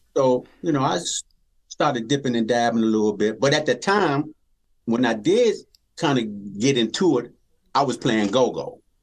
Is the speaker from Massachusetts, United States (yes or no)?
no; Washington, District of Columbia, United States; Born and raised in Washington, D.C.